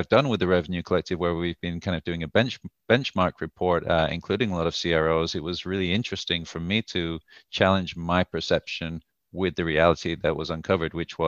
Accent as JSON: {"language": "English", "country": "United Kingdom", "also_born_or_lived": "United States", "moved": "as an adult", "lives_now": "Tel Aviv, Israel", "said": "I'm originally from the UK before living in the US for a couple of years"}